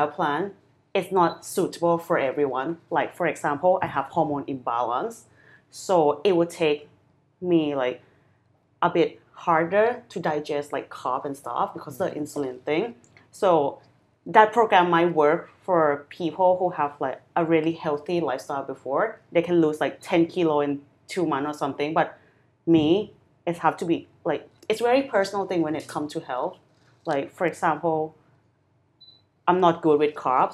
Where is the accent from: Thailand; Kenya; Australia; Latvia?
Thailand; also born or lived in London; I grew up in Thailand